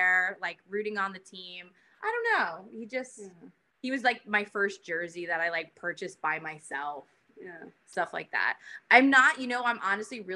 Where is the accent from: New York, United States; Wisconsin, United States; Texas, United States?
New York, United States; New York City; I grew up in College Point. So I was like 5 minutes away from the stadium.